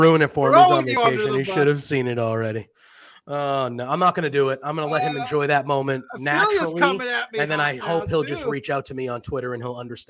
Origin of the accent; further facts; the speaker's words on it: United States; Well, I am from the United States.